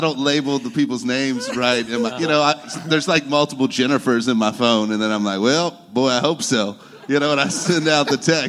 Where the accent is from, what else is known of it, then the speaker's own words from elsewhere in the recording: Kentucky, United States; I'm from Kentucky.